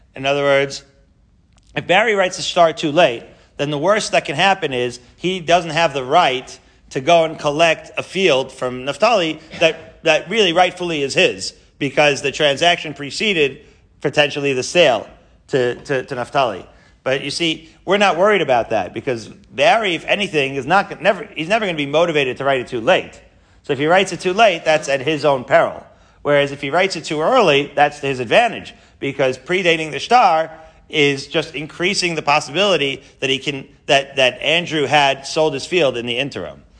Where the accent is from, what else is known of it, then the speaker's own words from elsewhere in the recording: Haifa, Haifa District, Israel; moved away; I grew up in Israel, you know, in Haifa.